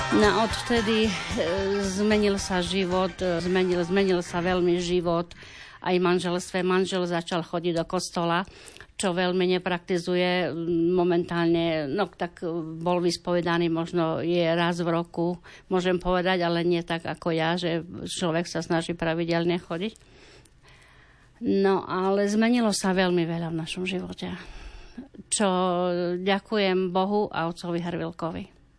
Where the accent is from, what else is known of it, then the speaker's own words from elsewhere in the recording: Habura, Prešov Region, Slovakia; moved away; also born or lived in Košice; som rodačka z Habury